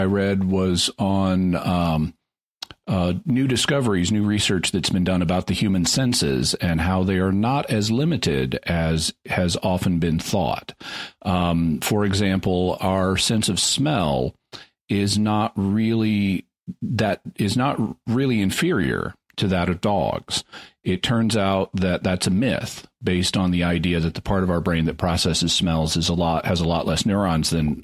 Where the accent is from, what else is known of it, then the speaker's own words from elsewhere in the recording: Fayetteville, Arkansas, United States; moved away; also born or lived in California; I'm very happy to be back in my hometown, which is Fayetteville, Arkansas. I was in California for 30 years